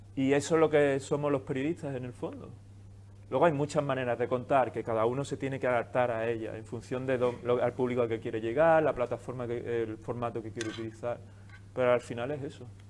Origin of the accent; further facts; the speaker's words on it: Seville, Andalusia, Spain; moved away; also born or lived in New York / Brussels; yo vengo de Sevilla